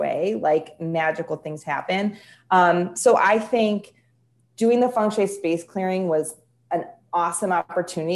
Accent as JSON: {"language": "English", "town": "Chicago", "region": "Illinois", "country": "United States", "said": "I'm from Chicago or near Chicago"}